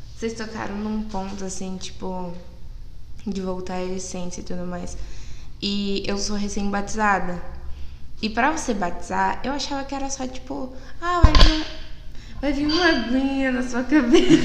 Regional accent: Brazil; eu tenho 17 anos, fiz recentemente, eu sou de Biporã

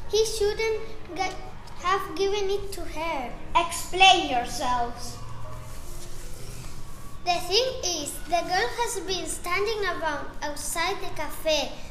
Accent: Santa Brígida, Canary Islands, Spain; soy de Santa Brígida.

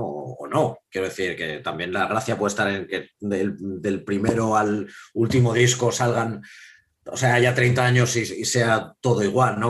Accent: Madrid, Community of Madrid, Spain; soy madrileño

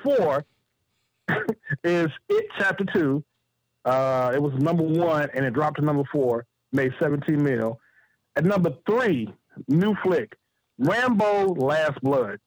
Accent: Chicago, Illinois, United States; I'm from Chicago

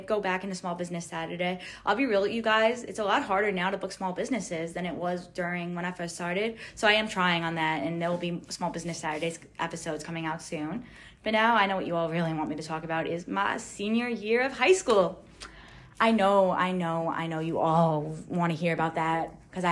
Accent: New York, United States; I'm 18 years old. I'm from New York.

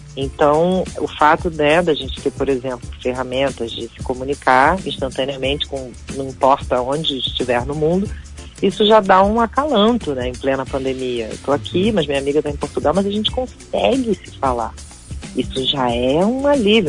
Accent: Rio de Janeiro, Brazil; eu sou carioca

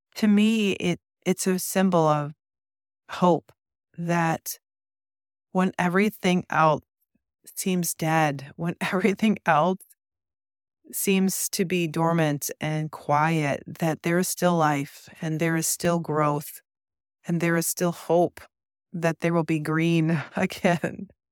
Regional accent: Midwest, United States; growing up in the Midwest

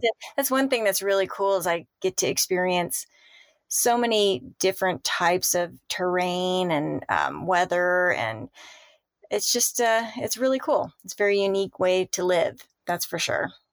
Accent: Southern California, United States; moved away as an adult; also born or lived in San Clemente, California; I born and raised in Southern California

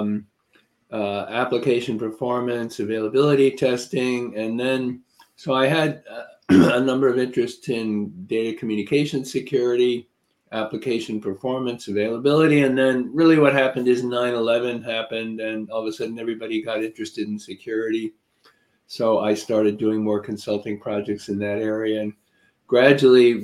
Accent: New York area, United States; also born or lived in Nashville, Tennessee; now in Connecticut, United States; I'm more from the New York area than the Nashville, Tennessee area

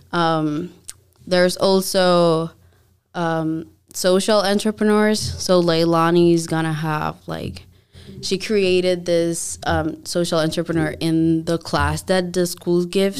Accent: Dominican Republic; moved away; I'm from the Dominican Republic, so I started there

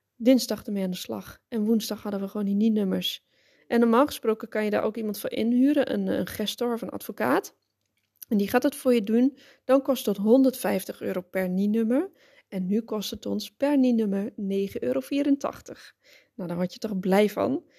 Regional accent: Netherlands; moved away as an adult; now in Spain; als Nederlander

